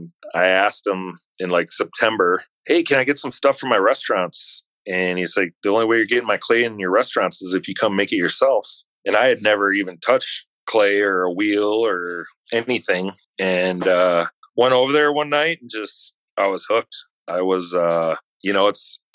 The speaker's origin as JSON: {"language": "English", "region": "Wisconsin", "country": "United States", "said": "I'm from Wisconsin"}